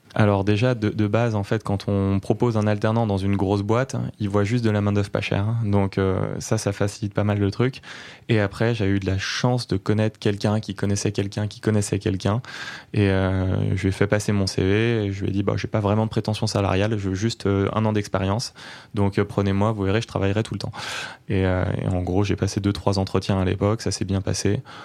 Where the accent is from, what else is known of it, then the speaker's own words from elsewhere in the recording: Neuilly-sur-Seine, Île-de-France, France; moved away as an adult; also born or lived in Chartres; now in Pau, France; j'ai grandi en banlieue parisienne à Neuilly-sur-Seine et j'ai passé les premières années de ma vie là-bas, enfin les premières les 25 premières années de ma vie là-bas